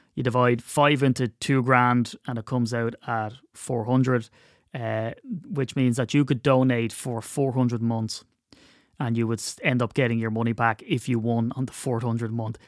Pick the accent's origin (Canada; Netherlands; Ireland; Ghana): Ireland; I'm Irish